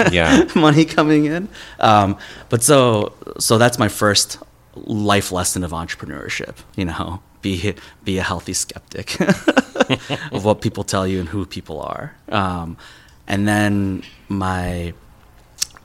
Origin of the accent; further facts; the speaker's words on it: Minnesota, United States; also born or lived in Madison, Wisconsin / New York; I grew up in Minnesota, went to school in Wisconsin, lived in New York when I was younger